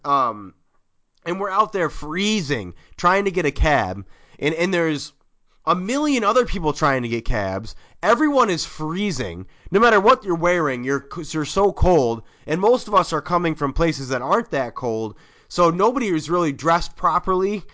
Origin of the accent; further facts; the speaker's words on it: Oswego, New York, United States; I grew up in Oswego, New York